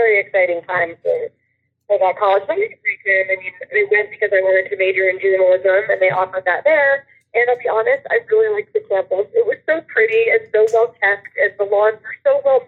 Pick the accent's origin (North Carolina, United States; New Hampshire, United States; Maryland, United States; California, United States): New Hampshire, United States; moved away as an adult; also born or lived in Connecticut / New York City; now in Weehawken, United States; I grew up in New Hampshire, and then I just moved my way down the East Coast.